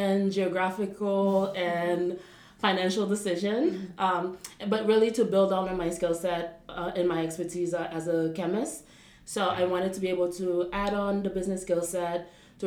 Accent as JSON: {"language": "English", "town": "Port-au-Prince", "region": "Ouest", "country": "Haiti", "tie": "born or raised there", "also_born_or_lived": "United States", "moved": "as an adult", "lives_now": "Paris, France", "said": "I was born in Port-au-Prince, Haiti, and raised in Haiti as well. I did primary school and secondary school in Port-au-Prince"}